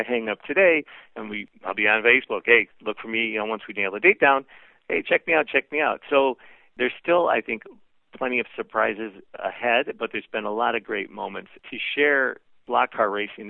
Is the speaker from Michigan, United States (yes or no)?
yes; Detroit, Michigan, United States; I didn't grow up riding on the rails. I grew up in the Motor City, you know, where you could hear guys doing burnouts and see them doing them on your street